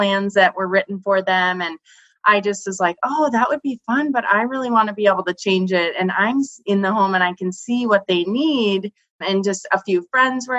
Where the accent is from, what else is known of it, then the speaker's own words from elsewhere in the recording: North Dakota, United States; moved away; also born or lived in Minneapolis, Minnesota; where I grew up in North Dakota